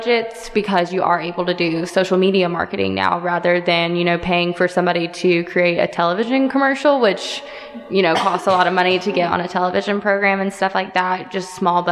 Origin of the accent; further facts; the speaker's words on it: Douglasville, Georgia, United States; I'm from Douglasville, Georgia